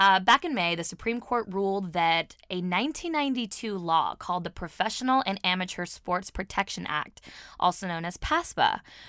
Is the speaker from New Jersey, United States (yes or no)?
yes; New Jersey, United States; we are from New Jersey again